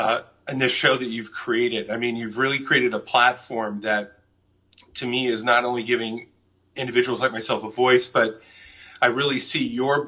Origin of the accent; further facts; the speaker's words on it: Newport Beach, California, United States; also born or lived in Inglewood, California / Torrance, California / Bangkok, Thailand; we came back and we moved to Huntington Beach for about a year or two. And then after that, around 10 years old, we moved to Newport Beach. And that's where I lived till I was about 24 years old.